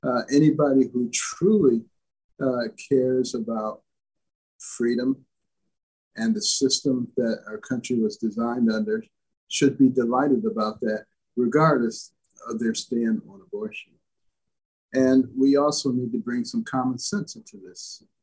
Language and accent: English; Detroit, Michigan, United States; also born or lived in Boston / New Haven / Ann Arbor; I grew up in Detroit and Boston and New Haven and Ann Arbor and worked in Baltimore, all very liberal places.